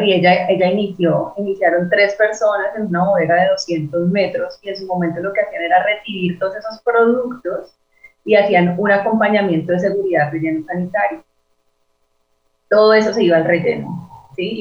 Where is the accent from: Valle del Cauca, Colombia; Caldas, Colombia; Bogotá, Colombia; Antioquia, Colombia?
Valle del Cauca, Colombia; Cali; yo soy eh, de Cali, soy diseñadora industrial